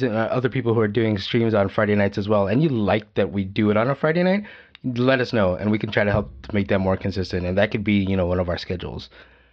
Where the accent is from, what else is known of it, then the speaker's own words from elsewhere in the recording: Philippines; we're Filipino